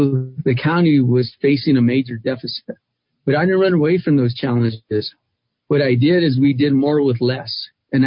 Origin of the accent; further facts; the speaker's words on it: Albuquerque, New Mexico, United States; I was born and raised in Albuquerque.